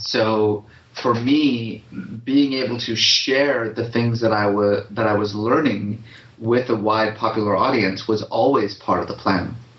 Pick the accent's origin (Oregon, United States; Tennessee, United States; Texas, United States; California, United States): California, United States; Bay Area; also born or lived in Iran; I grew up mostly in the Bay Area